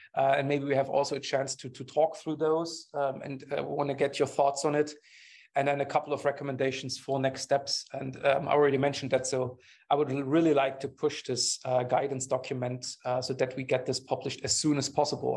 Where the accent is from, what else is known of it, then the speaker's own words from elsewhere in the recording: Germany; English is a second language; I'm coming from Germany